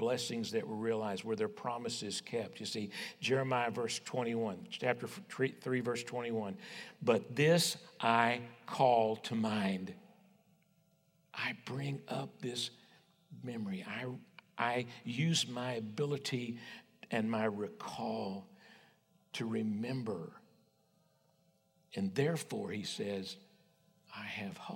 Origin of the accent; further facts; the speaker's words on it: West Texas, United States; I was raised on the King James, you know, conservative West Texas Baptist